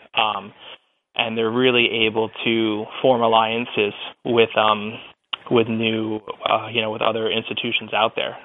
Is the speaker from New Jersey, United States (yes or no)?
no; Long Island, New York, United States; moved away as an adult; I grew up on Long Island